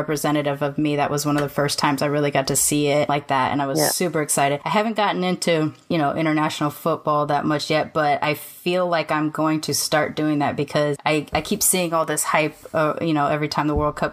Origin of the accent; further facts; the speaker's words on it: United States; they ask you where you're from, you say America